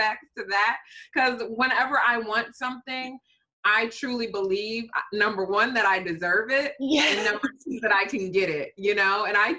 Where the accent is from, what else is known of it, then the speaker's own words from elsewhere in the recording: Detroit, Michigan, United States; I'm Ugandan American, born and raised in Detroit, Michigan by my very Ugandan parents